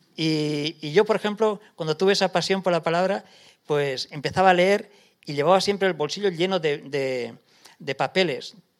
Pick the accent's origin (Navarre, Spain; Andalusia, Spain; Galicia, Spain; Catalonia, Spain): Navarre, Spain; Lesaka; moved away as an adult; now in Paris, France; de mi pueblo, de Lesaca